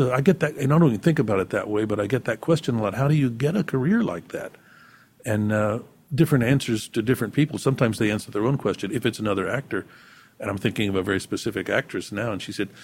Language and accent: English; San Antonio, Texas, United States; moved away; growing up in San Antonio, Texas